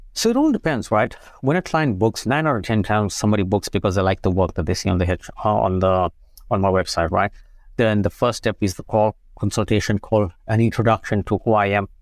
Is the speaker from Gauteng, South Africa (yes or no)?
no; Umzinto, KwaZulu-Natal, South Africa; moved away as an adult; also born or lived in England; now in United States; I grew up in South Africa, very small town. You know, it's called Amzinto